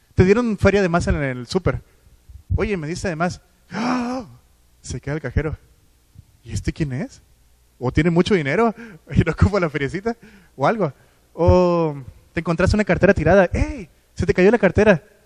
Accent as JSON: {"language": "Spanish", "town": "Culiacán", "region": "Sinaloa", "country": "Mexico", "moved": "yes", "said": "de donde vengo, de Culiacán. Eh, siguen yendo a la misma iglesia donde yo iba"}